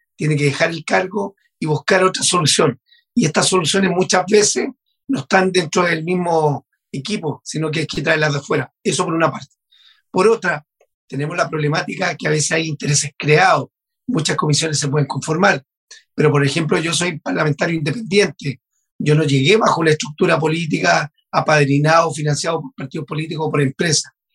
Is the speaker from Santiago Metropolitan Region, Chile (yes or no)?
no; Maule, Chile; Yo vengo de la región del Maule, como tú lo decías, de una zona de sacrificio de central hidroeléctrica